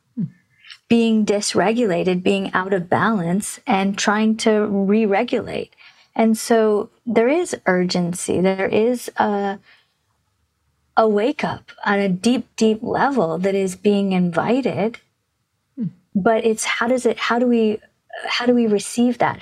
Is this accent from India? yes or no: yes; India; I was born in India